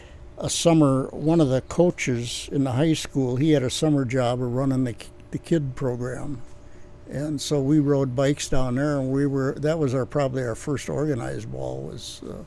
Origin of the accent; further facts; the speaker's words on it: Darwin, Minnesota, United States; growing up in Darwin, Minnesota